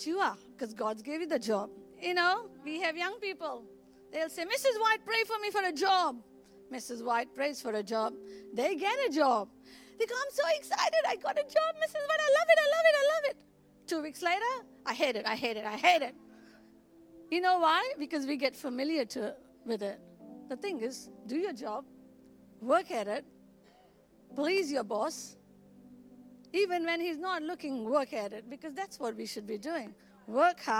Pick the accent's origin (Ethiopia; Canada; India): India; Goa; moved away; I was brought up in Goa, where we were ruled by Portuguese for 410 years.